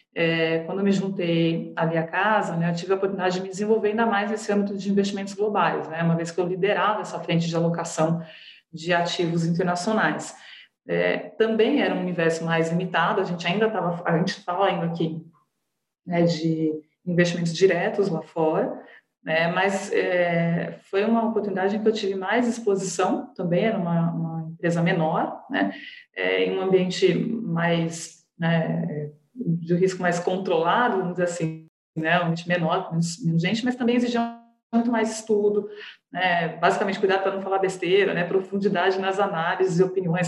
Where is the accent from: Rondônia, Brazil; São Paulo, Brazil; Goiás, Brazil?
São Paulo, Brazil; Jaguariúna; also born or lived in Ribeirão Preto; Eu sou, eu sou de Aguariúna, interior de São Paulo